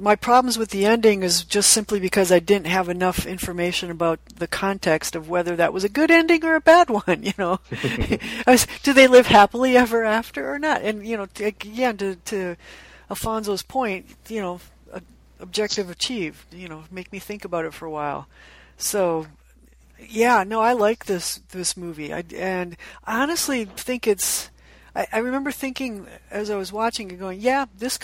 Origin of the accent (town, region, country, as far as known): United States